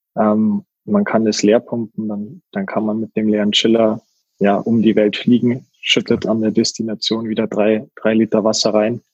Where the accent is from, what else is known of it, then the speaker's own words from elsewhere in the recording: near Garmisch-Partenkirchen, Bavaria, Germany; moved away as an adult; also born or lived in Munich; now in Mannheim, Germany; gebürtig aus Bayern, äh, Nähe Garmisch-Partenkirchen und dann jetzt die letzten Jahre wohnhaft in München gewesen